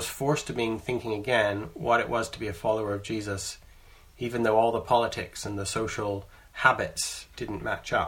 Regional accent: Canada; moved away as an adult; now in England, United Kingdom; I'm a Canadian who, when I was 19, I moved to the UK, to England

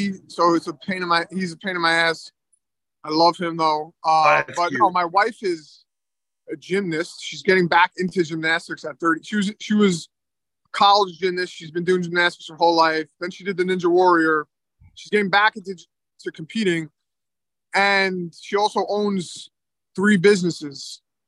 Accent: New York City, New York, United States; also born or lived in Manhattan; I was born in Manhattan, raised in Queens

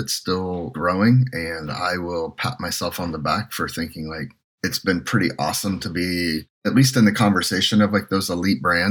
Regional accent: Indiana, United States; moved away as an adult; also born or lived in California; we're both Midwest guys. And growing up in Indiana

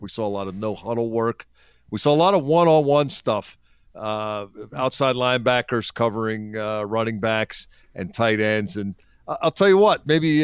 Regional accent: Philadelphia, Pennsylvania, United States; I'm from Philly

